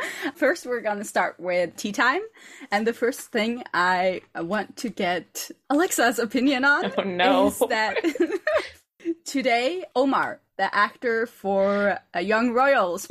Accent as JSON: {"language": "English", "country": "Norway", "said": "I'm from Norway"}